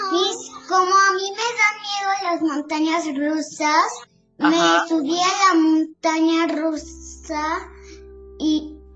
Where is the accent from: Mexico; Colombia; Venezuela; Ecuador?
Mexico; born there; Sí, porque yo soy argentina mexicana y nací en México